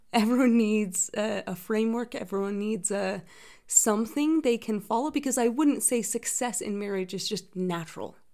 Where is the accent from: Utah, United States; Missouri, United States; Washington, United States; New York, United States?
Utah, United States; I am originally from Utah